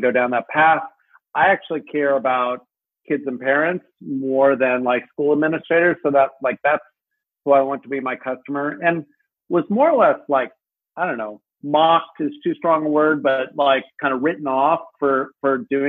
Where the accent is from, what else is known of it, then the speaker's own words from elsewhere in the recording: United States; as an American